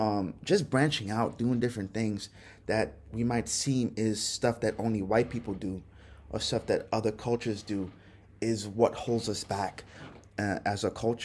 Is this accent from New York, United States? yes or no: yes; Brooklyn, New York, United States; also born or lived in Trinidad; I think that was one thing that was a problem for me growing up in Brooklyn